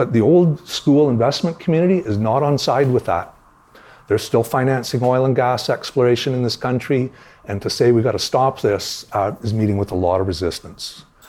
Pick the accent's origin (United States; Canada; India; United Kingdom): Canada; Toronto, Ontario; I grew up in Toronto. we had three television stations in Toronto.